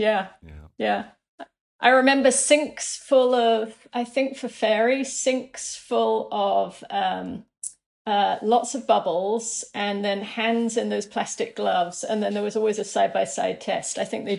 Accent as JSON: {"language": "English", "region": "New York", "country": "United States", "said": "but certainly as a New Yorker, I think all of us are processing more trauma than you might imagine."}